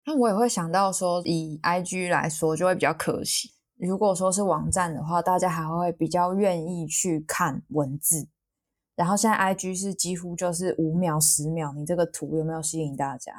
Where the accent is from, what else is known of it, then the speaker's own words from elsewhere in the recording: Taipei, Taiwan; moved away as an adult; now in Chiayi, Taiwan; 我是台北人，可是我现在是在嘉义这边读书跟实习